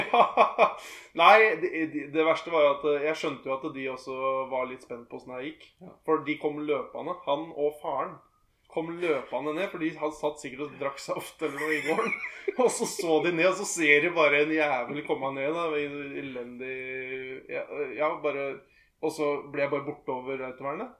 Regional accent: Norway; jeg er fra Fon

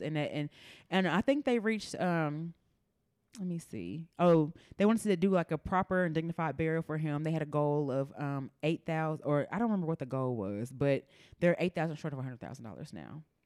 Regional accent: Memphis, Tennessee, United States; I'm from Memphis

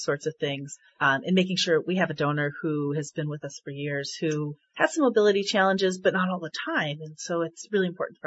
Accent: Minnesota and Wisconsin, United States; now in St. Louis, United States; I grew up in Minnesota and Wisconsin

